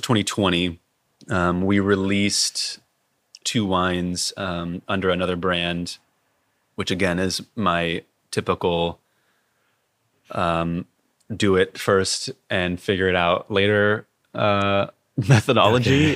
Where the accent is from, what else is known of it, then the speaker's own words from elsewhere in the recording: Fairfield, California, United States; I was born and raised in Fairfield and spent all my adolescence there